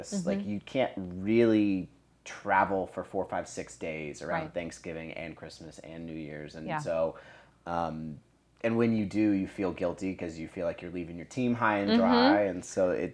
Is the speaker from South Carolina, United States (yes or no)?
yes; Charleston, South Carolina, United States; moved away as an adult; also born or lived in Georgia / Colorado; now in Tennessee, United States; I grew up in Charleston, South Carolina.